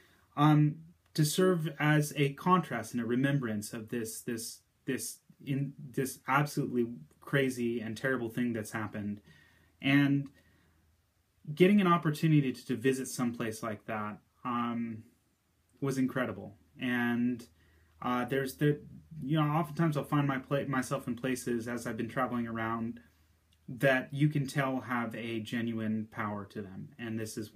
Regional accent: United States; as an American

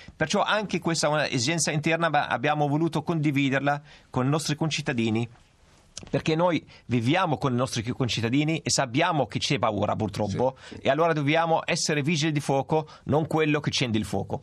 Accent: Palestine; now in Italy; io provengo dalla Palestina

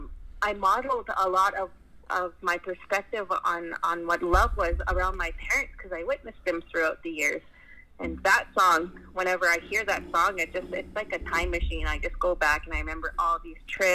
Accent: Canada; also born or lived in British Columbia; I grew up here in Plains Cree country where my dad's from

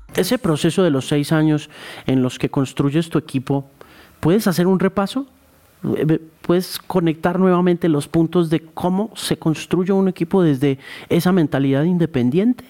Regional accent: Colombia; lo que somos los colombianos

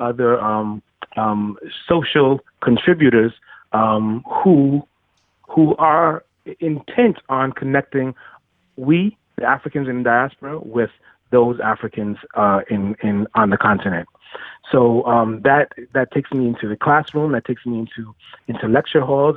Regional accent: New York City, New York, United States; I am born and bred in Brooklyn, New York.

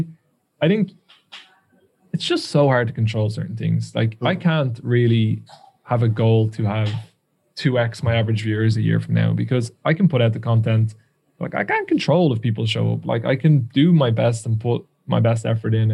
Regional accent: Ireland; accent: Irish; I can't even pronounce words in English as an Irishman

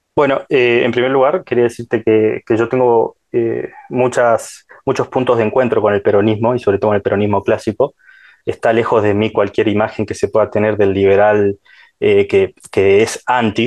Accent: Salta, Argentina; yo soy de Salta, ¿no? Parece, se les darán cuenta por mi tonada

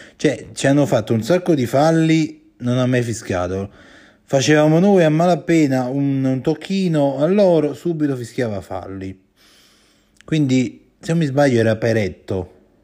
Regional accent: Campania, Italy; io sono, sono campano

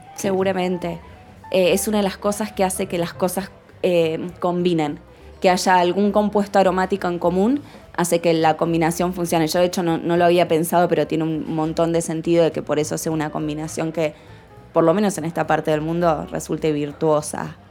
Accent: Córdoba, Argentina; cuando yo me presentaba y decía que era de Córdoba

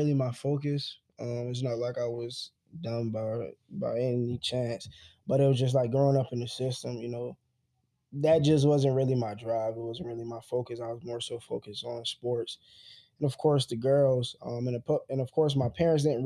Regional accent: South Carolina, United States; we're from South Carolina.

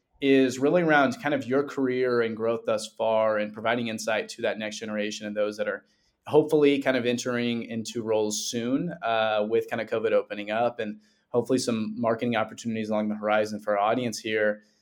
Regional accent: Midwest, United States; growing up in the Midwest

